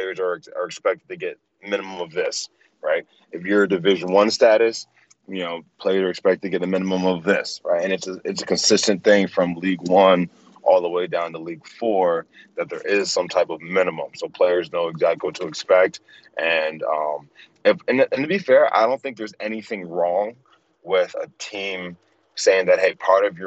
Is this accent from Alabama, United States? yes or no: no; Delaware, United States; moved away; I'm from Delaware